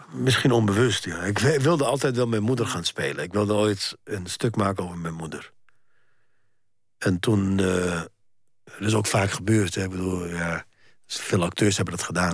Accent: Egypt; now in Netherlands; Ik ben een Egyptenaar en ik ben een Nederlander

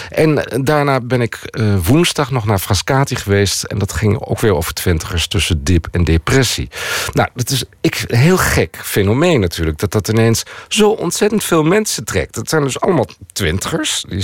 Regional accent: Netherlands; Ik ben helemaal niet van hier. Ik ben van Nederland.

